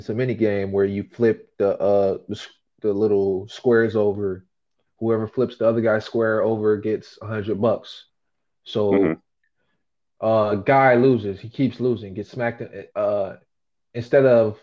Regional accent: United States; I'm from America

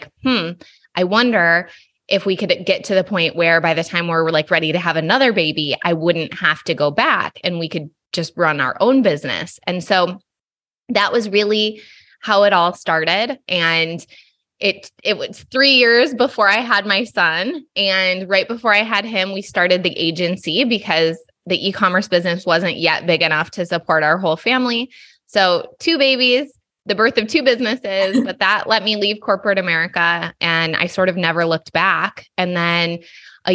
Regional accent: Allegan, Michigan, United States; moved away as an adult; now in California, United States; I grew up in Southwest Michigan, like Kalamazoo, Grand Rapids area

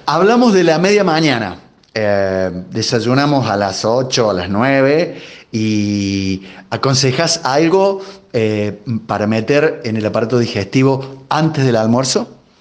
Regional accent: Argentina; También somos argentinos

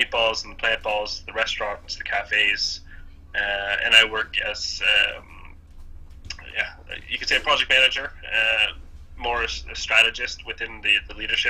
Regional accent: Hamilton, Ontario, Canada; moved away as an adult; now in Sweden; I was born in Hamilton. 85, grew up in the East End.

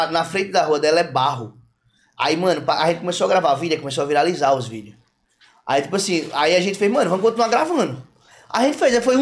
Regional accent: João Pessoa, Paraíba, Brazil; eu nasci em João Pessoa. Sim. E meu pai também, eu vivi minha vida toda em João Pessoa.

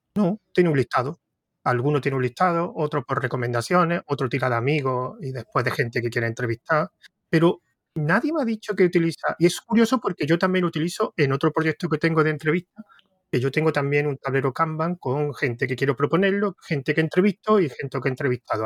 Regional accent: Córdoba, Andalusia, Spain; se nota que soy córdoba

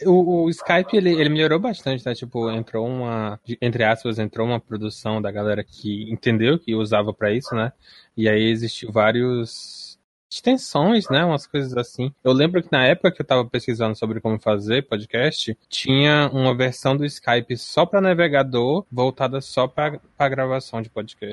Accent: Ceará, Brazil; eu sou aqui do Ceará, do interiorzinho

